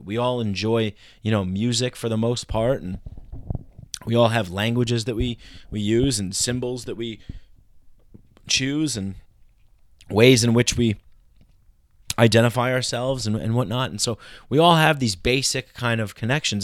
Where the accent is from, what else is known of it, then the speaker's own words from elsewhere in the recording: New York, United States; I grew up in New York